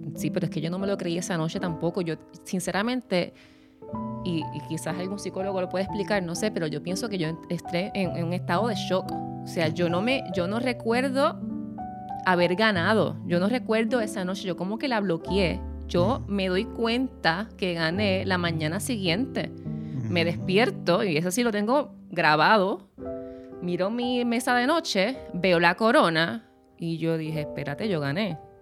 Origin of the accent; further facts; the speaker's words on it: Puerto Rico; yo soy puertorriqueña